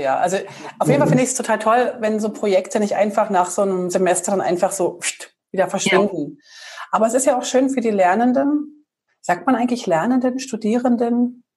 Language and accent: German; Berlin, Germany; wir sind beide aus Berlin.